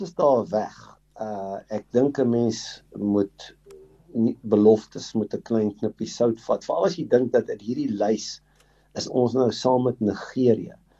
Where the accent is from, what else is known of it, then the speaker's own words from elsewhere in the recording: South Africa; ons as Suid-Afrikaners